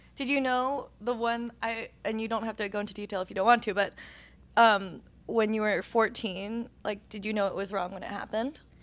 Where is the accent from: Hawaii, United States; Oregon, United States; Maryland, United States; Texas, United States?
Oregon, United States; growing up in Oregon as a person of color